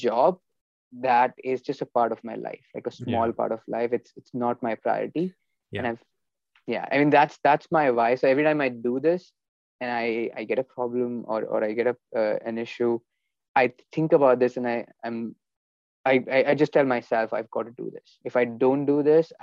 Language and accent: English; India; moved away; growing up in India, you know, we had a good childhood